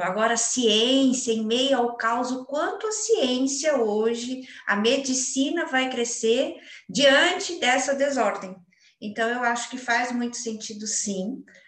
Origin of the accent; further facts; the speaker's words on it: Brazil; como uma boa brasileira